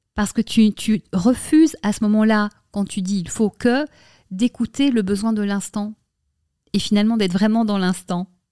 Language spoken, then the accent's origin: French; Brussels, Brussels-Capital Region, Belgium; moved away as an adult; now in Paris, France; j'ai grandi à Bruxelles